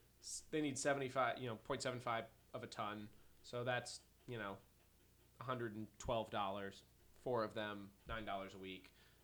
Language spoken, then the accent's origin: English; Chicago, Illinois, United States; We're from Chicago. We know 5 degrees.